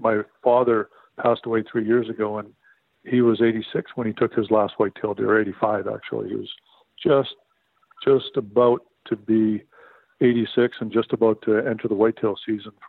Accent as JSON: {"language": "English", "region": "Saskatchewan", "country": "Canada", "tie": "born or raised there", "said": "I grew up in Saskatchewan, Canada"}